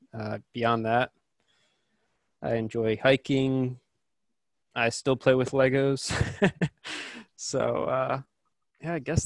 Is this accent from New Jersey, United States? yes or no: yes; New Jersey, United States; Born and raised in New Jersey. I really haven't moved around much.